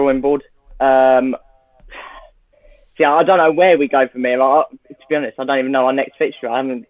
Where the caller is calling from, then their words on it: Cambridge, East of England, United Kingdom; Cambridge, England.